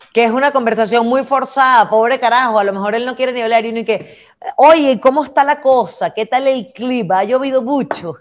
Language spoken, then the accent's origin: Spanish; Venezuela; somos capaces los venezolanos